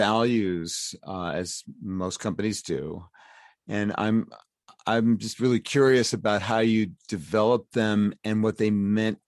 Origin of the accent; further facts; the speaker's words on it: New York City, New York, United States; I'm from Brooklyn, but I'm from Brooklyn from another planet